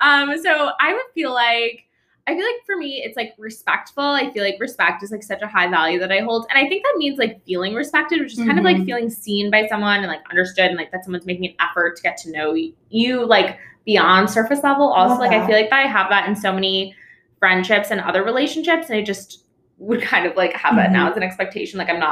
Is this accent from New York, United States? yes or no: yes; New York, United States; moved away as an adult; also born or lived in Boston / Bermuda; now in San Francisco, United States; I'm from New York. I lived in Boston and Bermuda both for a little bit, and now I moved to San Francisco about 8 months ago during COVID, pandemic mover.